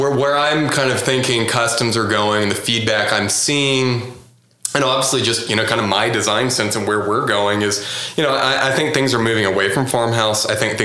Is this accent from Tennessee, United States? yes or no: no; Houston, Texas, United States; Maybe not in Oklahoma City quite yet, but, like, I'm from Houston and that was totally normal.